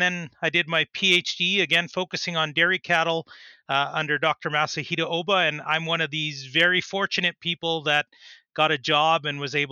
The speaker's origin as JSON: {"language": "English", "town": "Saskatoon", "region": "Saskatchewan", "country": "Canada", "tie": "born or raised there", "also_born_or_lived": "Edmonton, Alberta", "said": "I grew up in the Saskatoon area."}